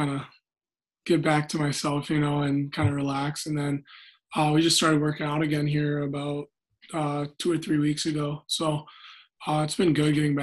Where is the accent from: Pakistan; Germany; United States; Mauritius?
United States; Alaska; moved away; growing up in Alaska is great